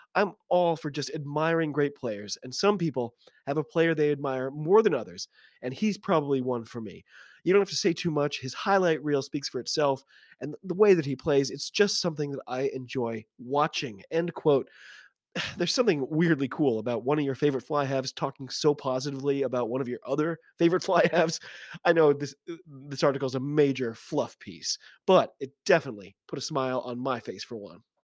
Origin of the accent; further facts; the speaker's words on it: United States; I'm an American rugby fan